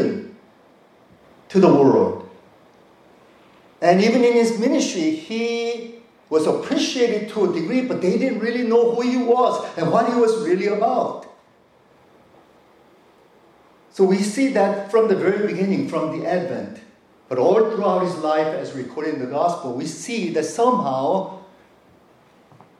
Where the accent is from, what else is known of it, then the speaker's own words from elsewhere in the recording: North Carolina, United States; now in South Korea; I grew up in the East Coast in North Carolina